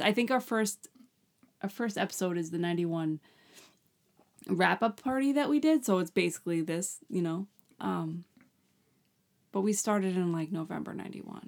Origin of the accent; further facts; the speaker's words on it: Long Island, New York, United States; We're from Long Island